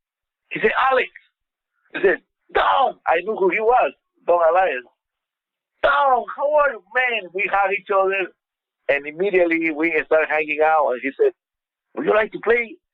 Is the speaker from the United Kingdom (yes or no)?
no; Peru; moved away as an adult; also born or lived in Los Angeles / Las Vegas; I grew up playing in Peru